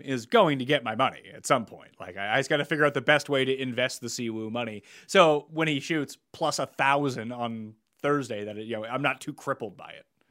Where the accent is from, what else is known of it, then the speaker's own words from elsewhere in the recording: Canada; we're Canadian.